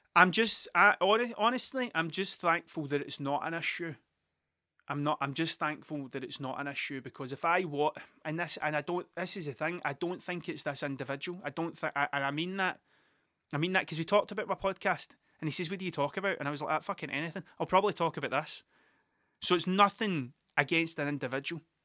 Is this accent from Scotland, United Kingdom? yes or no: yes; Scotland, United Kingdom; Scottish people aren't very good at telling things that they're good